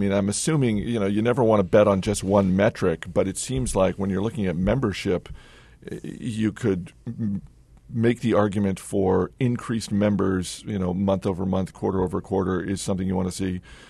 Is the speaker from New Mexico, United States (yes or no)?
no; Homer, Alaska, United States; There's even a profile for the Beluga Lake Monster in my hometown of Homer, Alaska.